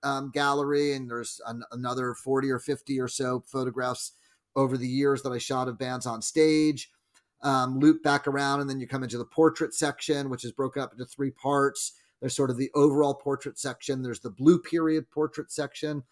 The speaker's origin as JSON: {"language": "English", "region": "New Jersey", "country": "United States", "tie": "born or raised there", "moved": "yes", "lives_now": "San Francisco, United States", "said": "when I was a teenager growing up in New Jersey"}